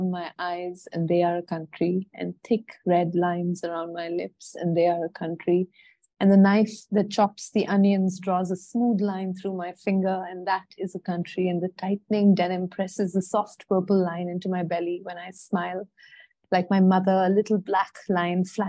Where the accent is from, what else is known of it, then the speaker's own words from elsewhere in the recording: Bangalore, Karnataka, India; also born or lived in Singapore / Indore; I grew up in Bangalore